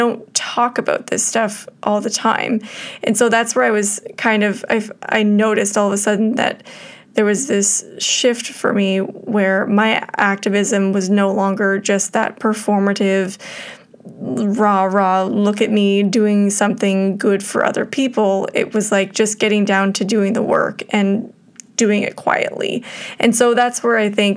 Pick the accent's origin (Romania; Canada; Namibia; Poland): Canada; we were all, as white Canadian settlers, brought up in an environment that is racist towards Indigenous people